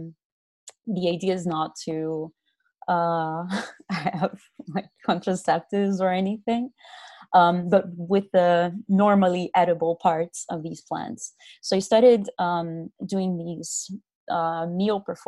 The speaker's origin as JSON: {"language": "English", "country": "Brazil", "said": "I'm from Brazil"}